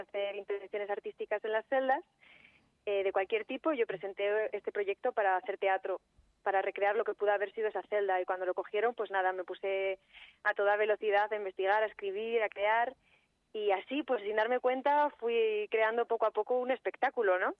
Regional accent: Segovia, Castile and León, Spain; yo soy de Segovia

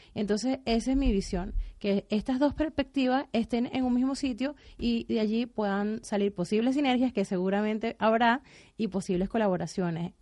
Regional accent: Venezuela; moved away as an adult; also born or lived in Spain; now in Netherlands; Yo soy venezolana y por ende tengo esa afinidad

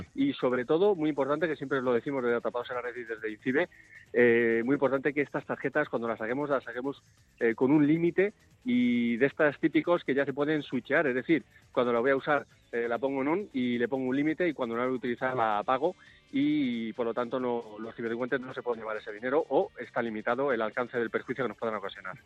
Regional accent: Spain; Nosotros no somos americanos, somos españoles

